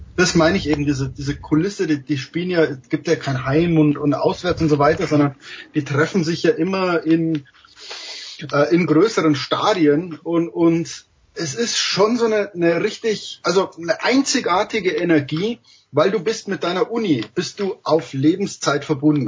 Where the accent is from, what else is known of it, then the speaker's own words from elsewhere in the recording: Germany; als Deutscher